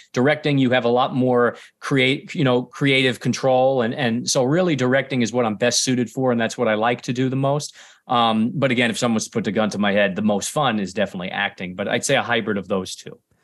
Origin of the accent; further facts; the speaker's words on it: New York City, New York, United States; I'm from Staten Island, born and raised, so right here in New York